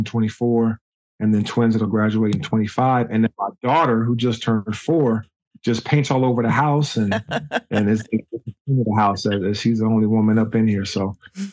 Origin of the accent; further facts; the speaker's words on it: Juneau, Alaska, United States; moved away; also born or lived in Germany / Washington, D.C.; spent the better part of my childhood up in Juneau, Alaska.